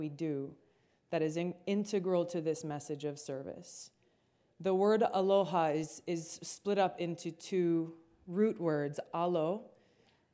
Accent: Hawaii, United States; Growing up in Hawaii, I'm the fourth of five kids

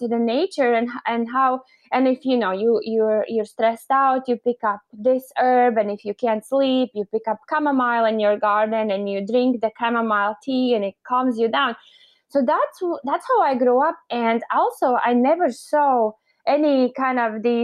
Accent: Latvia; also born or lived in Los Angeles, United States; now in Orange County, United States; I grew up in Latvia, and Latvia was part of Soviet Union when I was a little girl

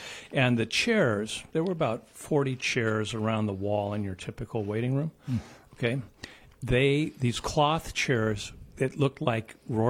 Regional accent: Midwest, United States; moved away; I'm just from the Midwest, where the spiciest thing we ever had was salt.

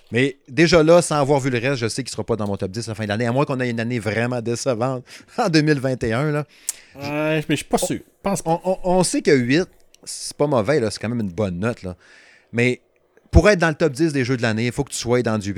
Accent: Quebec, Canada; accent: Saguenay; Euh, de medium, hein, avec mon excellent accent, n'est-ce pas? L'accent du Saguenay, hein.

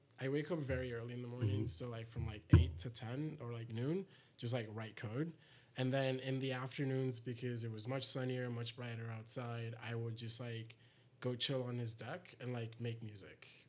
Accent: Lagos, Nigeria; moved away; I'm from Lagos, Nigeria, which is my hometown.

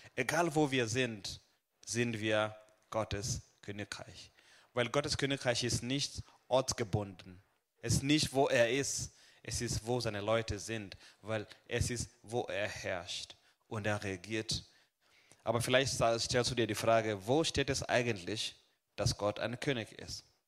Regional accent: Kenya; also born or lived in Hohenlohe, Germany; now in Germany; ich komme aus, äh, aus Kenia, aber momentan leb und wohn, arbeite ich in Süddeutschland

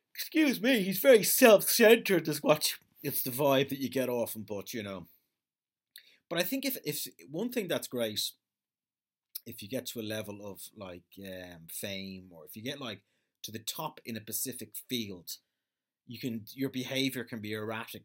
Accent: Ireland

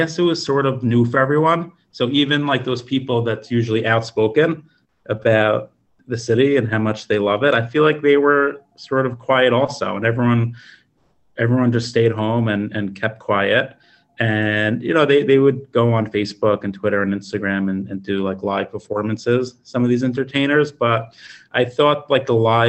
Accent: the Five Towns, New York, United States; now in New York City, United States; I've been here since I'm 14 years old. I moved from the Five Towns to 18th Street between 5th and Broadway right before I started high school.

